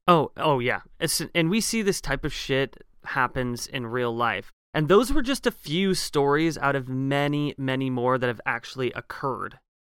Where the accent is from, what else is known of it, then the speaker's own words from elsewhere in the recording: Eugene, Oregon, United States; my hometown of Eugene, Oregon